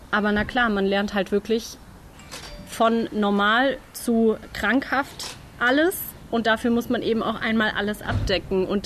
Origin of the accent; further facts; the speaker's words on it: Tübingen, Baden-Württemberg, Germany; Nein, ich komme tatsächlich aus Tübingen, ähm, aus so einem ganz kleinen Kaff eher daneben.